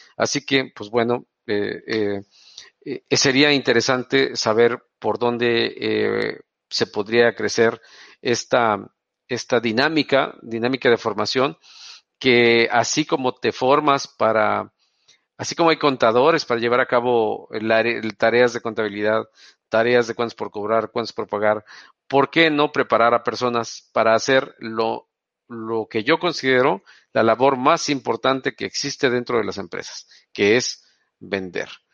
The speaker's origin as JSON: {"language": "Spanish", "town": "Tampico", "region": "Tamaulipas", "country": "Mexico", "also_born_or_lived": "Veracruz", "moved": "yes", "lives_now": "Monterrey, Mexico", "said": "yo no soy de Monterrey, soy de Tampico"}